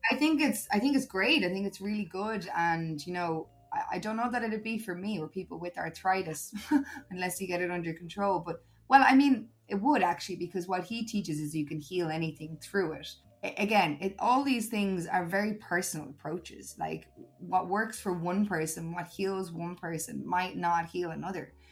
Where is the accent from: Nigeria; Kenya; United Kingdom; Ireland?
Ireland; moved away as an adult; also born or lived in Uganda; now in Spain; I miss my home country